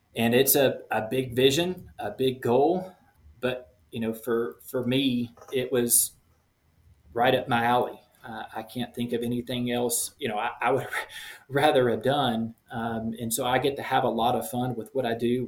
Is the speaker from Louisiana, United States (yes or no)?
yes; Shreveport, Louisiana, United States; moved away as an adult; now in Quito, Ecuador; Pretty much born and raised in Shreveport, Louisiana.